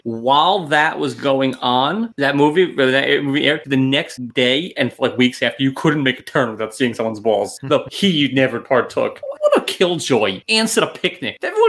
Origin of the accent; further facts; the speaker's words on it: New York, United States; I'm from New York